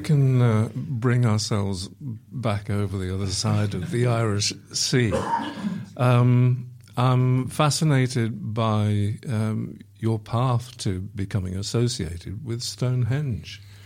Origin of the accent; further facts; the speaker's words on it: Isle of Man; I was born on the Isle of Man